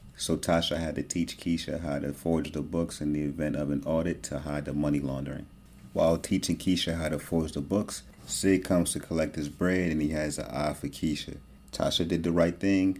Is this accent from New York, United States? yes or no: no; Newark, New Jersey, United States; I'm from Newark, New Jersey